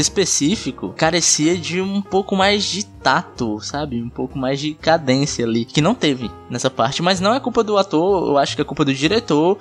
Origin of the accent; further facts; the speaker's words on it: Pacatuba, Ceará, Brazil; Nascido e criado na Pacatuba.